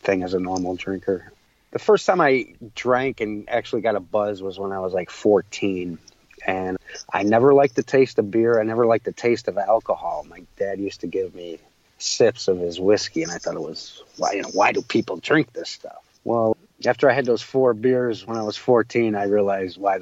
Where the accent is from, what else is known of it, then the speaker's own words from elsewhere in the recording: Chicago, Illinois, United States; also born or lived in Waukegan, Illinois; I grew up in Chicago